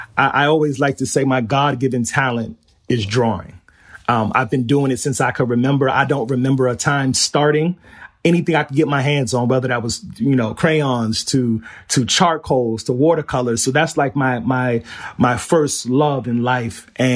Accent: Flushing, New York, United States; But yes, I grew up in Flushing. I'm in Pominock Houses, and I attended PS 200 while I was there on Jewel Avenue.

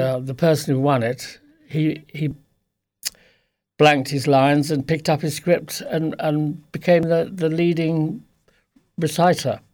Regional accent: Lewes, South East England, United Kingdom; also born or lived in Plumpton; now in Fiddown, Ireland; I was born in Sussex, in p, place called Plumpton

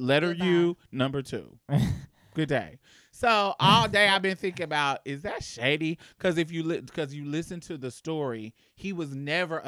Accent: Indianapolis, Indiana, United States; moved away as an adult; So because I was from Indianapolis, I was clicked with the northern people.

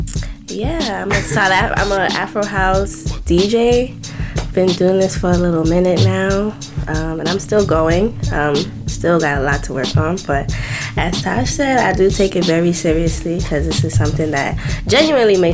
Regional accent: New York City, New York, United States; I was born and raised in Harlem by a South African mother and a West African father

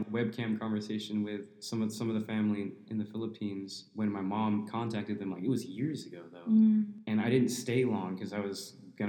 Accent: West Valley, Arizona, United States; also born or lived in San Jose, California / Sunnyvale, California / Albuquerque, New Mexico / Chandler, Arizona; Then we moved to the West Valley, and I spent most of my life in the West Valley.

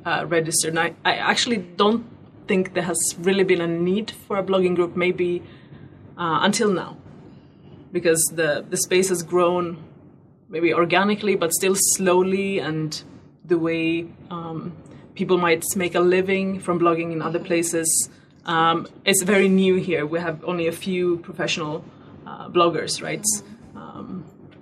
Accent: Sweden; moved away as an adult; also born or lived in Paris, France; now in Ghana; I'm originally from Sweden in the cold north.

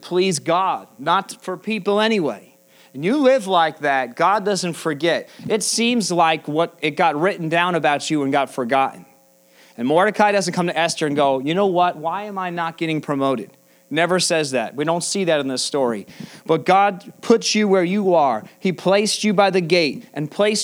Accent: United States; American Christians

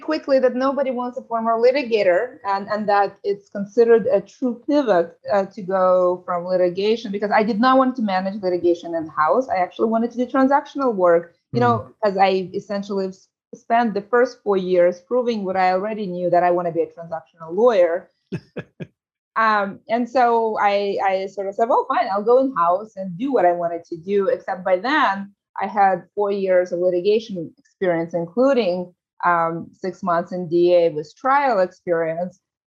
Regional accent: San Francisco, California, United States; I grew up in San Francisco. I know the city very well

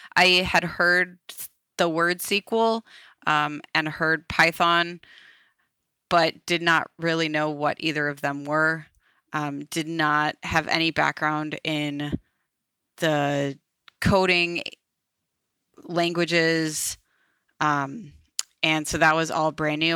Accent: Minneapolis, Minnesota, United States; moved away as an adult; now in Ohio, United States; I am from Minneapolis originally

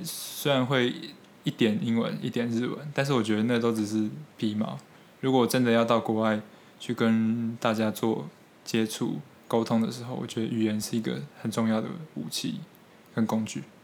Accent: Taiwan; 我现在的思考方式，还有做事的方式，可能就是从小在台湾这样培养出来的

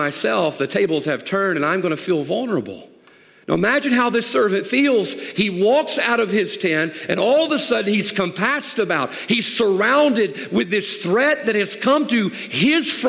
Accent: the South, United States; I grew up in the South

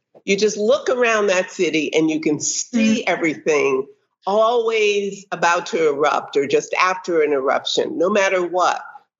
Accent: East Coast, United States; moved away; the East Coast, which is where I grew up

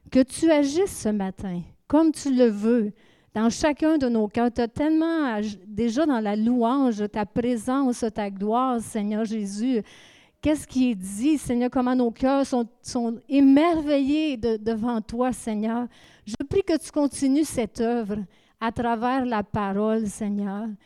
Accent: Saint-Hyacinthe, Quebec, Canada; moved away as an adult; now in Acadia, Canada; OK, moi, je viens de. Nous venons de Saint-Hyacinthe. Ça fait 30 ans qu'on vit en Acadie.

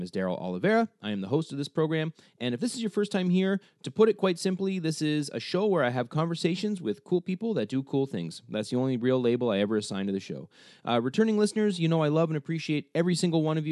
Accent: Canada; also born or lived in Cambridge, Ontario; us both being Canadian

